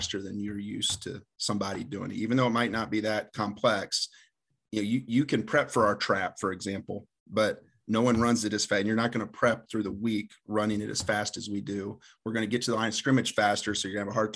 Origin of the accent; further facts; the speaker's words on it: Delphos, Ohio, United States; moved away as an adult; also born or lived in Hillsdale, Michigan / Indianapolis, Indiana; I'm originally from Delphus, Ohio, played at Delphus St. John's